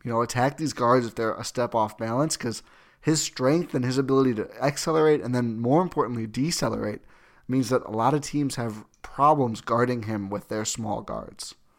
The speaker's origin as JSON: {"language": "English", "town": "Milwaukee", "region": "Wisconsin", "country": "United States", "tie": "born or raised there", "also_born_or_lived": "Oshkosh", "said": "born and raised in Milwaukee, till I was eighteen, and I moved up to Oshkosh"}